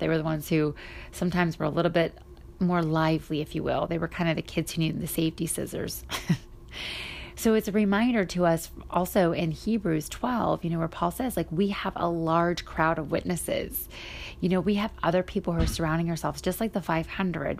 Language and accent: English; Pennsylvania, United States; now in Cleveland, United States; from Ohio, from Cleveland to Pennsylvania, where my hometown is